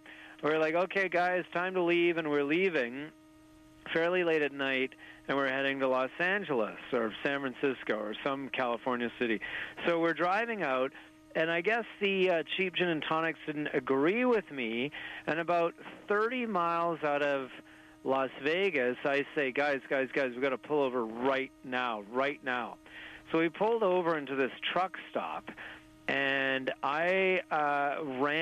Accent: Desolation Sound, British Columbia, Canada; growing up in Desolation Sound, B.C., remote coastal wilderness where we have a cabin

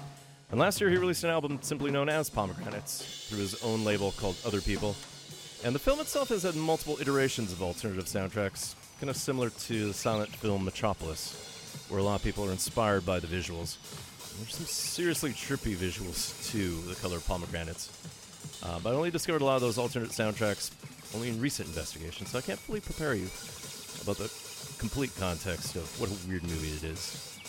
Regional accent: Thunder Bay, Ontario, Canada; the northern half of what would become my hometown of Thunder Bay. And based on how I was born, the correct half.

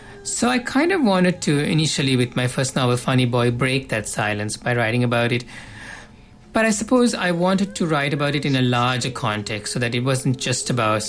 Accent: Canada; the reality of my, like, being Canadian in the way I'm Canadian.

